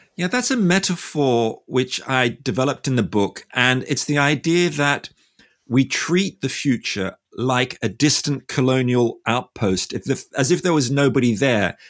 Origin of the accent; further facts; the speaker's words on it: Australia; I'm from Australia